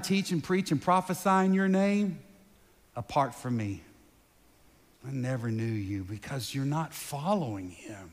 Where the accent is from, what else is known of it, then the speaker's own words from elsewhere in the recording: United States; American because I live here, right? I was born here